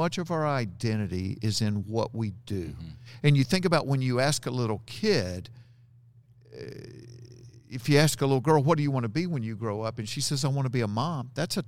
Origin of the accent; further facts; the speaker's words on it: Georgia, United States; Growing up in Georgia, I don't say that.